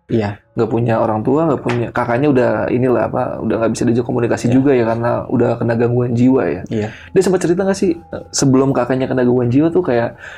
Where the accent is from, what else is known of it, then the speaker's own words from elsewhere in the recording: Pangandaran, West Java, Indonesia; Ya, di Pangandaran kampung saya. Dan rumahnya ada sampai sekarang